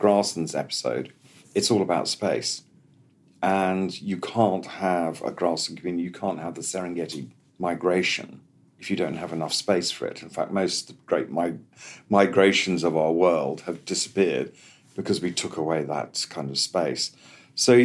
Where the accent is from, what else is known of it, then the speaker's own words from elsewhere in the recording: Kenya; I grew up in Kenya as a kid. And in the 60s in Kenya